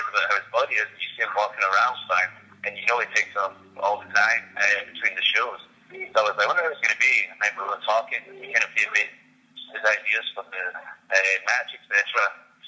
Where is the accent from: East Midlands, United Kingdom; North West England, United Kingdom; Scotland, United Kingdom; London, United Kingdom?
Scotland, United Kingdom; He'd be in my home country.